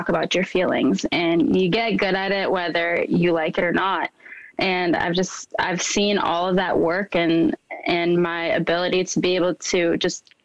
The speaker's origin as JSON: {"language": "English", "region": "Minnesota", "country": "United States", "tie": "born or raised there", "said": "growing up in Minnesota, I truly was the only person of color in a lot of my classrooms"}